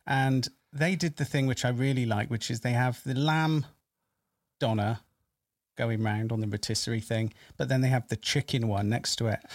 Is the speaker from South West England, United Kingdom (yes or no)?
yes; Bristol, South West England, United Kingdom; I'm from Bristol area